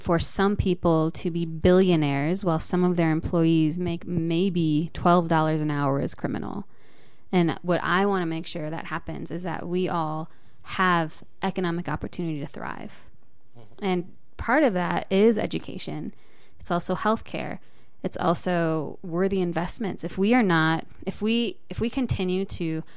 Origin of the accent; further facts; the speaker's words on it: Boulder, Colorado, United States; also born or lived in Denver, Colorado / Adams County, Colorado; I was born in Boulder